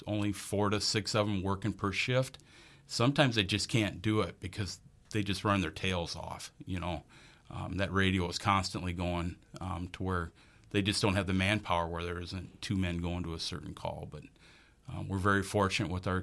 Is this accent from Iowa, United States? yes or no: yes; Sioux City, Iowa, United States; moved away as an adult; also born or lived in Northeast Nebraska; now in Bemidji, United States; I grew up in Sioux City, Iowa